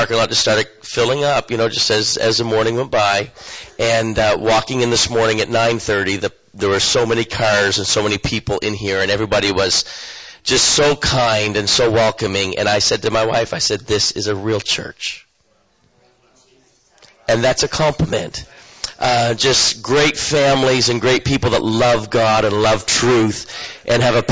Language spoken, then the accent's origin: English; eastern Canada, New Brunswick, Canada; moved away as an adult; now in Guatemala; I come from eastern Canada